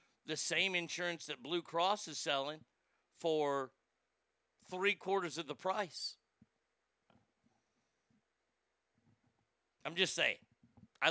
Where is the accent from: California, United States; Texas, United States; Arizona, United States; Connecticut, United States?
Texas, United States; I'm a Texan.